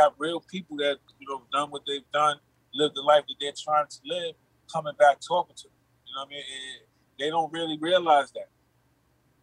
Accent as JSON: {"language": "English", "town": "New York City", "region": "New York", "country": "United States", "said": "I'm from Far Rockaway also. I lived out there also"}